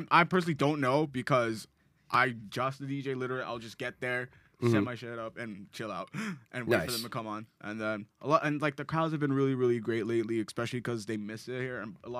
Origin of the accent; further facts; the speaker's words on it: Hawaii, United States; I'm Black Hawaiian.